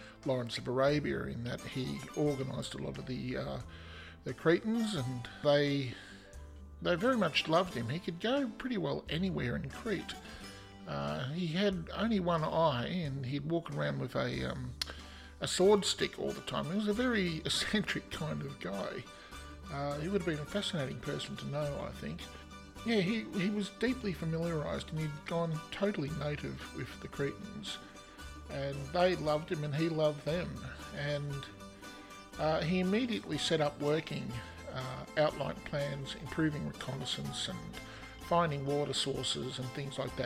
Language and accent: English; Australia